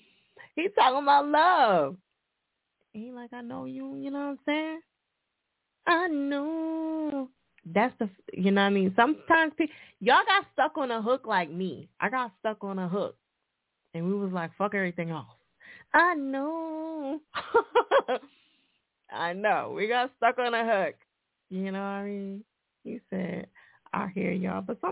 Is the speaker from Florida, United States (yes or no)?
no; New Jersey, United States; now in Philadelphia, United States; Newark, New Jersey. Jersey, nigga, my home state